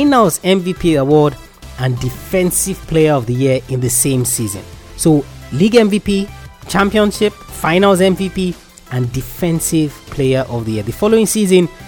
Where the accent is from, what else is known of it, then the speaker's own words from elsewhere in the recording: Nigeria; I'm Nigerian